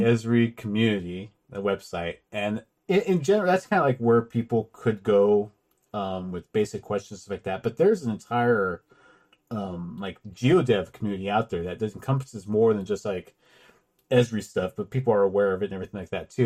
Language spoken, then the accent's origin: English; California, United States; I'm from California.